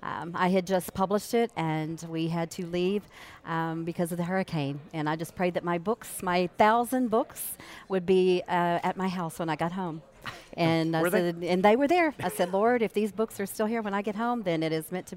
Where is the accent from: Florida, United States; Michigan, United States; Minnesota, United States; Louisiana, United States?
Louisiana, United States; Lake Charles; I went to our public libraries in Calcasieu Parish. I'm from Lake Charles.